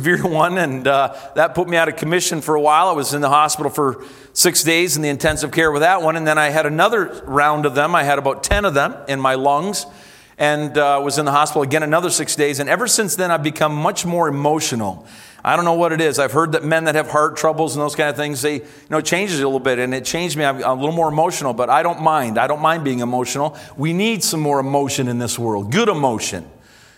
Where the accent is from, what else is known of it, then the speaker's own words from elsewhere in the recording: Canada; as a Canadian